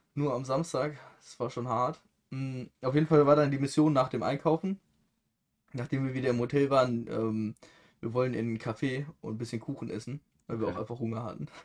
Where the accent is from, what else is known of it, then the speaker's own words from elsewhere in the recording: Germany; als Deutscher